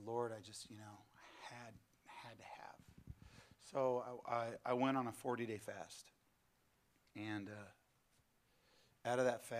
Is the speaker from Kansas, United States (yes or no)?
no; California, United States; moved away as an adult; now in southeast Missouri, United States; I'm originally from California